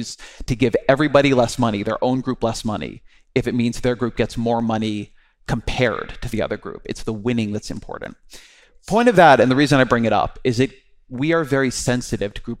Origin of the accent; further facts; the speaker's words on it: California, United States; I am Jewish, I'm Californian, I'm a father